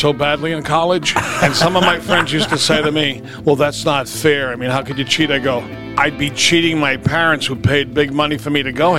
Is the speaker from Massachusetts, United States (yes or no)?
yes; Somerville, Massachusetts, United States; We were from Somerville, and anybody out there knows this is Boston.